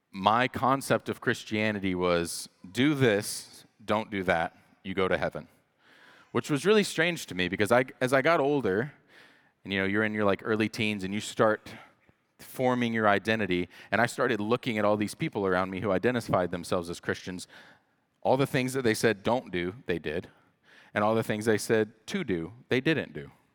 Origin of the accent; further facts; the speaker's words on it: the Bible Belt, United States; I grew up in the Bible Belt